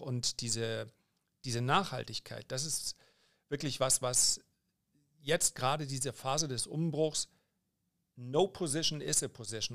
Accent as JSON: {"language": "German", "country": "Germany", "said": "die meisten meiner Landsleute"}